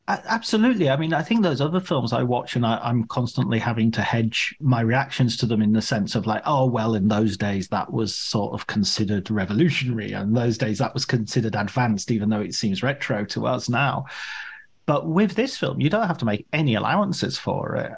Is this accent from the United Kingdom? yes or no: yes; Barrow-in-Furness, North West England, United Kingdom; I'm from Furness, which is really, although it's from the north